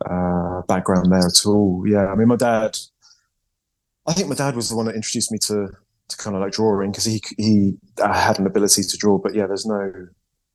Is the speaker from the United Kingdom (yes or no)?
yes; Yate, South West England, United Kingdom; moved away as an adult; also born or lived in Bath, United Kingdom / Croydon, London, United Kingdom; now in Bristol, United Kingdom; I'm from Yate.